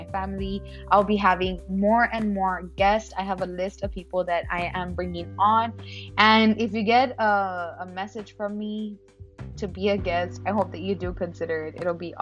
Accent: Laredo, Texas, United States; moved away as an adult; also born or lived in Dallas-Fort Worth, Texas; now in San Antonio, United States; I am born and raised in Laredo, Texas

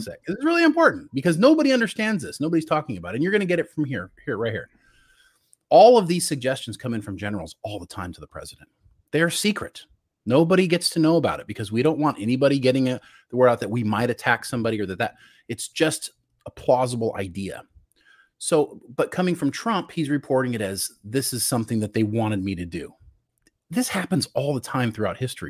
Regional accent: United States; that's where Brian and I are from. And I got to tell you, I'm a really proud American.

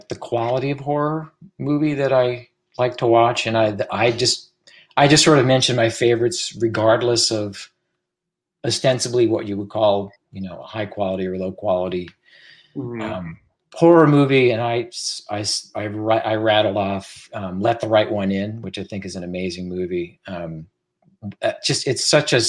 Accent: Washington, District of Columbia, United States; I grew up in that area. I grew up in the Metro DC area

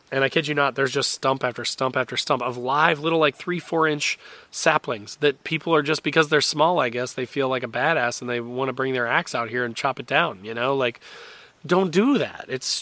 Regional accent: Indiana, United States; I am an Indiana boy. I grew up in Indiana

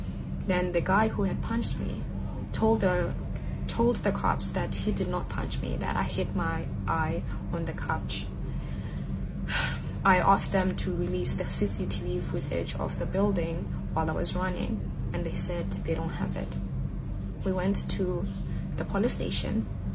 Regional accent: South Africa; now in Shanghai, China

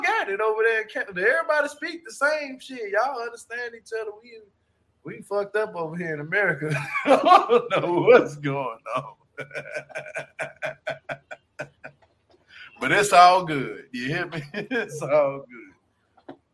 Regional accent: Shreveport, Louisiana, United States; moved away; also born or lived in Washington; I was born in Louisiana. All my people from Louisiana, you know what I'm saying? So all my family from Shreveport.

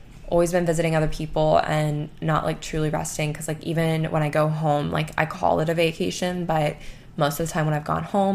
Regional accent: Gulf of Mexico, Gulf Coast, United States; growing up on the Gulf of Mexico

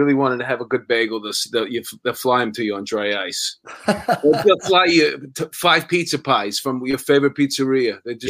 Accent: New York, United States; a chubby New York ex-cop

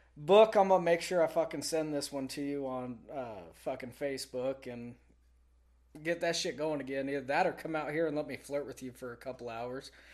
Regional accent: Texas, United States; I grew up in Texas

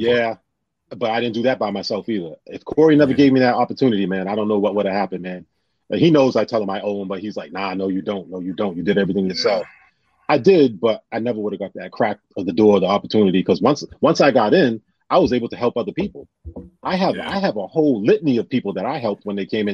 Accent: New Bedford, Massachusetts, United States; I'm from New Bedford

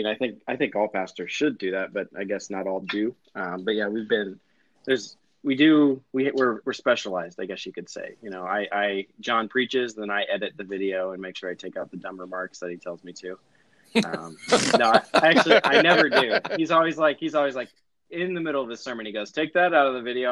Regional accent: Denver, Colorado, United States; also born or lived in Oro Valley, Arizona; now in Apache Junction, United States; I initially grew up in Denver. I went to DFC there for many years, and then my family moved to Oro Valley

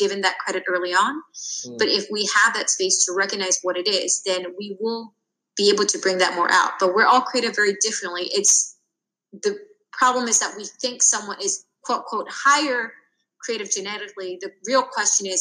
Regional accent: United States; I'm Korean American

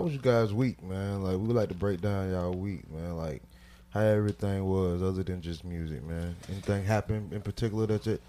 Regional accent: Miami, Florida, United States; now in Jacksonville, United States; I'm from Miami, Florida.

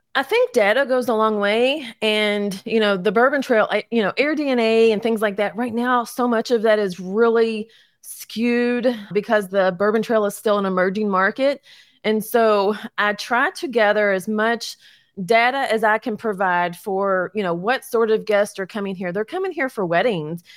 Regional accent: Louisville, Kentucky, United States; also born or lived in Crestwood, Kentucky; born and raised in Louisville

